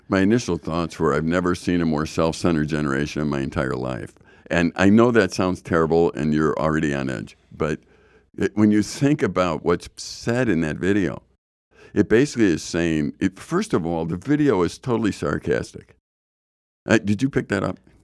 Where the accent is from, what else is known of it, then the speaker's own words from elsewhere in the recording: Chicago, Illinois, United States; when I grew up in Chicago